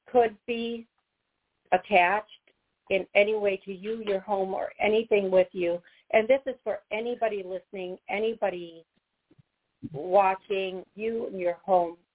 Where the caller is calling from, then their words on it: Cleveland, Ohio, United States; Um, calling from Cleveland, Ohio.